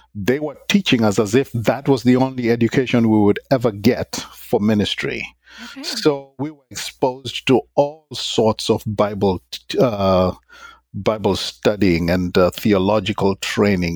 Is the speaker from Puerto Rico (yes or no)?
no; Kenya; moved away as an adult